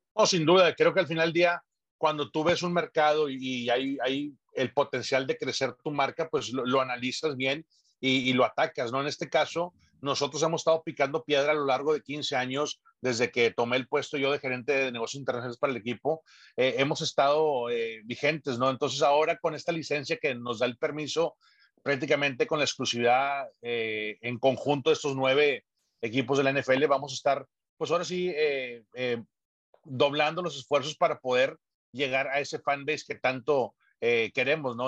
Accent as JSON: {"language": "Spanish", "country": "Mexico", "said": "nuestra cultura mexicana"}